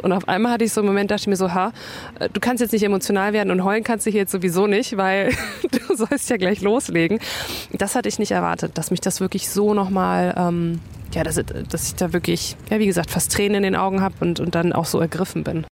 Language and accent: German; Bayreuth, Bavaria, Germany; ich bin halt in Bayreuth groß geworden